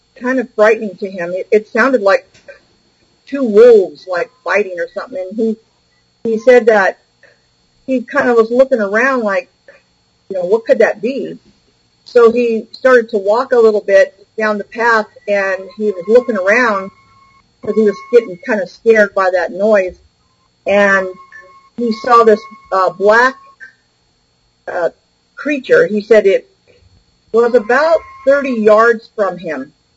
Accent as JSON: {"language": "English", "area": "Bay Area", "region": "California", "country": "United States", "tie": "born or raised there", "said": "I was raised in the Bay Area"}